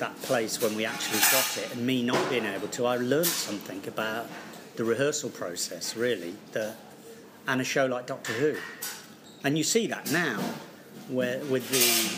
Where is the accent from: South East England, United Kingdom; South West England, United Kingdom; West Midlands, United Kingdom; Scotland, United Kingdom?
West Midlands, United Kingdom; Coventry; I grew up in Coventry, sometimes difficult upbringing